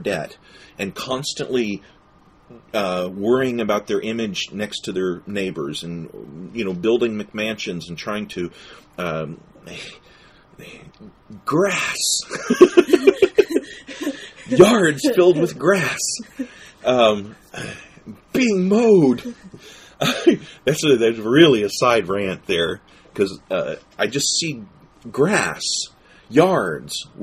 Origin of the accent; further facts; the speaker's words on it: Appalachia, United States; we're from Appalachia